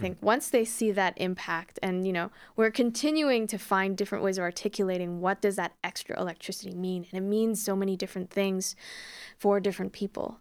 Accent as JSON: {"language": "English", "town": "Calgary", "region": "Alberta", "country": "Canada", "moved": "yes", "said": "I'm actually originally from Calgary"}